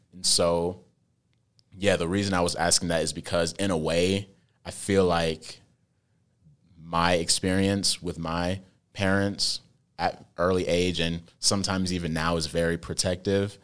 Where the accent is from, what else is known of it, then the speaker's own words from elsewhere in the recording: United States; I was born here in America, but I'm very cultured.